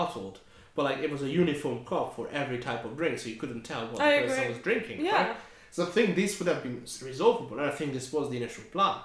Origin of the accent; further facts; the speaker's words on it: Hungary; now in United Kingdom; I'm from Hungary